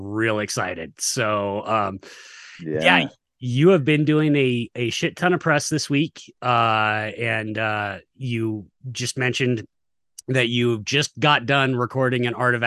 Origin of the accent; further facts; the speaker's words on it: United States; I'm American